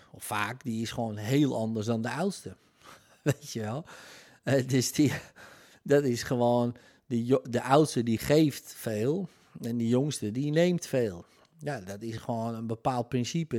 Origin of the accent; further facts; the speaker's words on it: Netherlands; Nederlandse nationaliteit in mijn geval